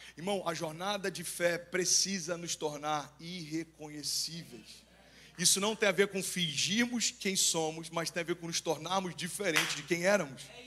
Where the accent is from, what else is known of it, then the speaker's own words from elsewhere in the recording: Cabo Frio, Rio de Janeiro, Brazil; moved away; Lá em Cabo Frio, pelo menos a gente usava